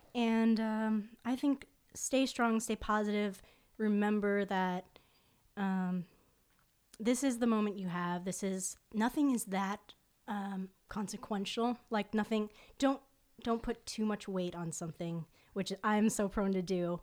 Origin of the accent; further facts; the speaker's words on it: Fort Lauderdale, Florida, United States; my hometown and which is South Florida, Fort Lauderdale